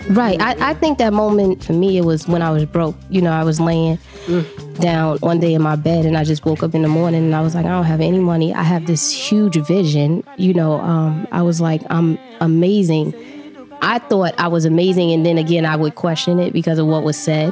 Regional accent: New York City, New York, United States; I was born in New York City, in Harlem, um, born and raised

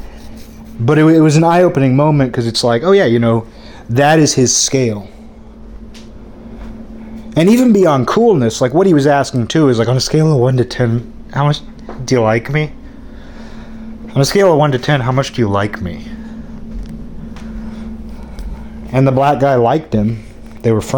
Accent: Seattle, Washington, United States; now in Olympia, United States; The Seattle area where I grew up had a lot of Asians.

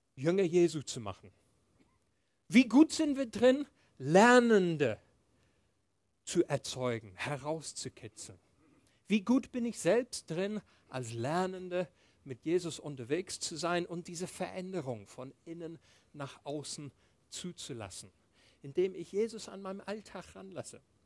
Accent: England, United Kingdom; moved away; ich bin in England aufgewachsen. Meine, meine Eltern haben mit mir Englisch gesprochen

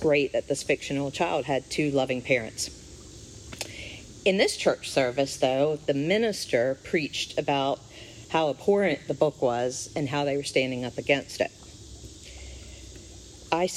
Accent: Eastern Shore, United States; I grew up here on the Eastern Shore

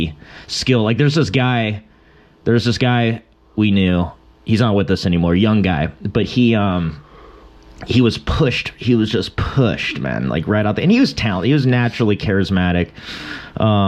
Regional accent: Long Beach, California, United States; I'm from Long Beach

